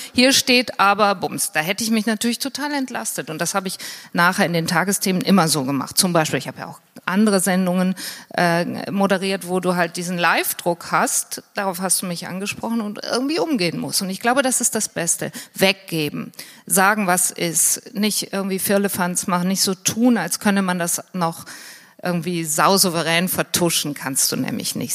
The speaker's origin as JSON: {"language": "German", "town": "Hürth", "region": "North Rhine-Westphalia", "country": "Germany", "tie": "born or raised there", "said": "ich bin äh, in der Nähe von Köln aufgewachsen, in Hürth"}